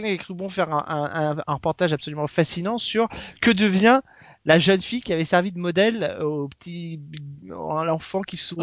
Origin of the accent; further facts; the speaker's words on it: France; chez nous en France